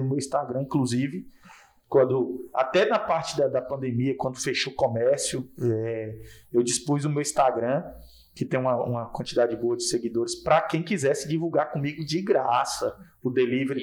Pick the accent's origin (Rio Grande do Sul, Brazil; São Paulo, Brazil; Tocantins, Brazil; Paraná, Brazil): Tocantins, Brazil; Porto Nacional; eu sou daqui, sou, sou daqui de Porto Nacional